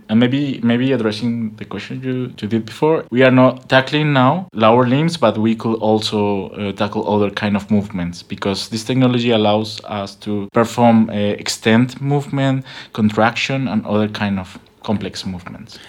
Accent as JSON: {"language": "English", "town": "Bogota", "region": "Bogotá", "country": "Colombia", "also_born_or_lived": "Buenos Aires, Argentina", "second_language": "English", "moved": "as an adult", "lives_now": "Berlin, Germany", "said": "I am from Colombia, from Bogota."}